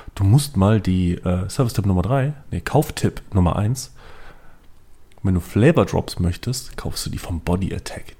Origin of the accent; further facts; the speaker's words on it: Düsseldorf, North Rhine-Westphalia, Germany; moved away; aus meiner Heimatstadt